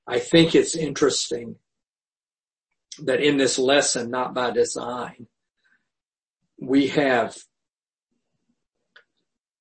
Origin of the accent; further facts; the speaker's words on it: the South, United States; growing up in the South